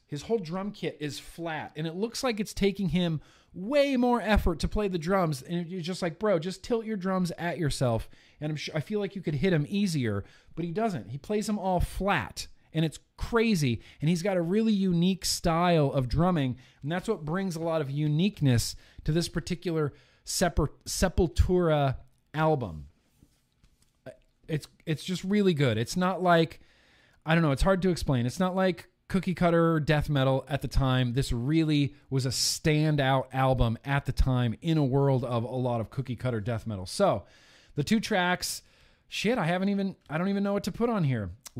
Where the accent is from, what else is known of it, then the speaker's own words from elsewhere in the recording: Lake Tahoe, United States; all of my friends in high school had Jeeps because we grew up in Lake Tahoe. And, you know, what do you do when you live near a lake in a beachy sort of town?